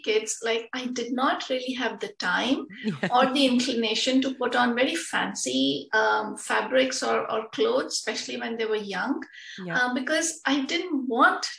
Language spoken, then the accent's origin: English; India; now in Netherlands; I'm originally from India, but now I'm settled